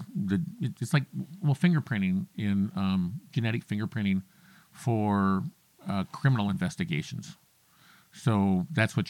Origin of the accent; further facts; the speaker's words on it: Sheridan, Wyoming, United States; also born or lived in North Dakota / Denver, Colorado; I grew up here. Well, I didn't start here in Wyoming.